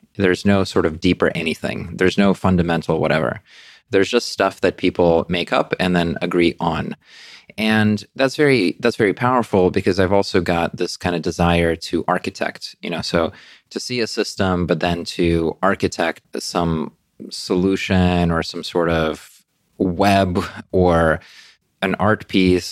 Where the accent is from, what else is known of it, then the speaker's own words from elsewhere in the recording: New York City, New York, United States; moved away as an adult; also born or lived in Russia / Brooklyn / Queens; now in London, United Kingdom; I grew up in, um, in New York City